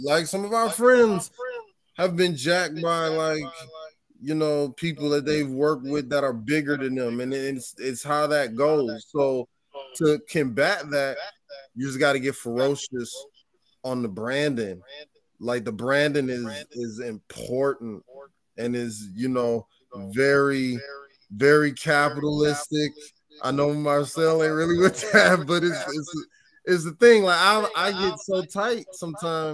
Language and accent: English; Michigan, United States; also born or lived in Flint; now in Chicago, United States; I'm from Michigan, so my roots is from the country too